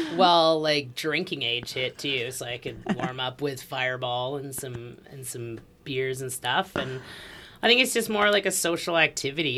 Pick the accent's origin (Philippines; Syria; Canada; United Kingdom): Canada; Edmonton, Alberta; moved away; also born or lived in Australia; I grew up in Edmonton